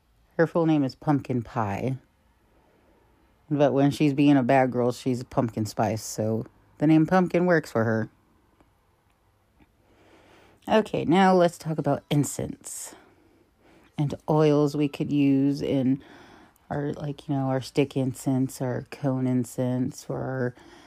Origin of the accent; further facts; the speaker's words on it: Ohio, United States; my home state of Ohio